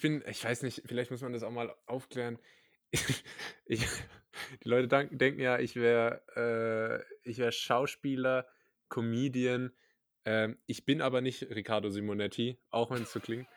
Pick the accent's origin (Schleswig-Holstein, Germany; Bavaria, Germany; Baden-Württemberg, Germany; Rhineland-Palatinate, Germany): Rhineland-Palatinate, Germany; da, wo ich herkomme in der Pfalz